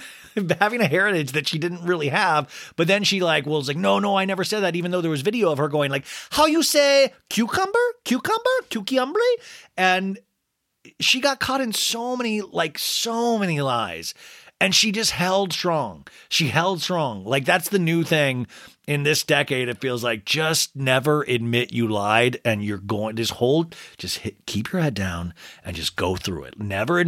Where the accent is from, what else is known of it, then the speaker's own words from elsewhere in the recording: Kansas, United States; now in Los Angeles, United States; I came from Kansas to Los Angeles, and that is so far, you guys.